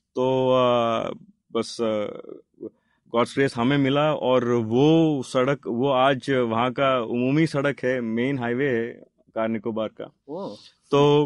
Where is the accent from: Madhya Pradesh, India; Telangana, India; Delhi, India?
Telangana, India; Hyderabad; moved away as an adult; also born or lived in Bangalore; मैं हैदराबाद से हूँ लेकिन बेंगलोर में रह रहा था